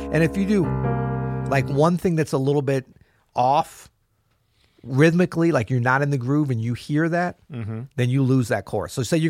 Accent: the South, United States; Southerners are very dogmatic. You know, I'm from the South, so I can say that, right?

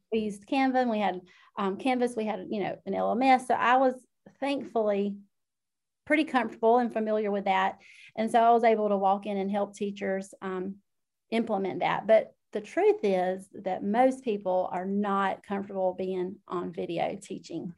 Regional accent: South Georgia, United States; I am from South Georgia, if you can't already tell by my accent

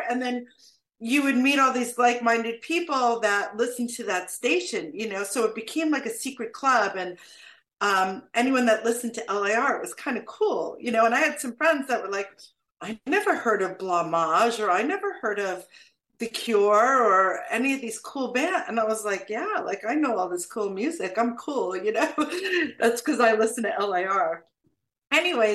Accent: Long Island, New York, United States; I grew up on Long Island

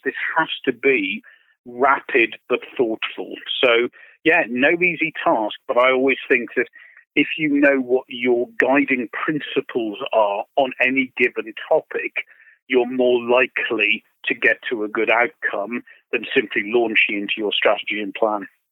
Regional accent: United Kingdom; I say this as a Brit

